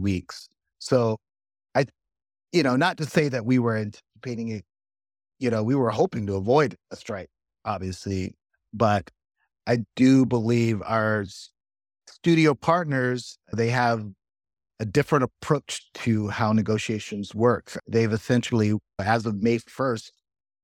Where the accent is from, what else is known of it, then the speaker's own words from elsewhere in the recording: Chicago, Illinois, United States; also born or lived in Georgia / New Orleans; I'm from Chicago by way of Georgia, son of educators